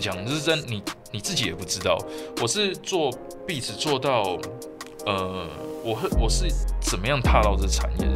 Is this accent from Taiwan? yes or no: yes; Taipei, Taiwan; 其实是在台北长大，我出生在台北，在台北长大，然后什么事情都在，都在台北做